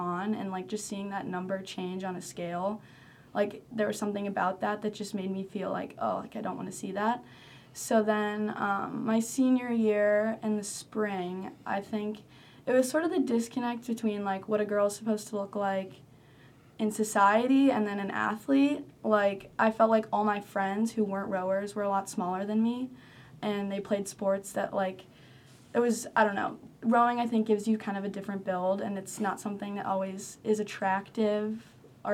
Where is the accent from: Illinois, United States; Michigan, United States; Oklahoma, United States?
Illinois, United States; Chicago; moved away as an adult; now in North Carolina, United States; I'm from Chicago, and I'm a sophomore here at UNC.